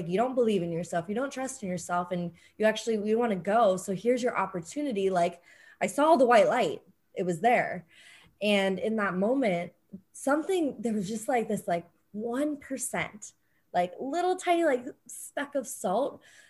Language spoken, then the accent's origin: English; San Diego, California, United States; growing up, I think in San Diego, things are very open and fluid.